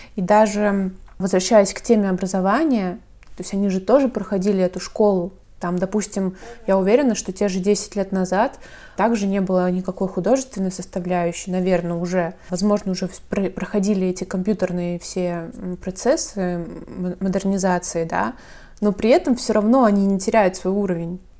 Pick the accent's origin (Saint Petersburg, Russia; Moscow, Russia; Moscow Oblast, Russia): Saint Petersburg, Russia; У нас, например, в Питере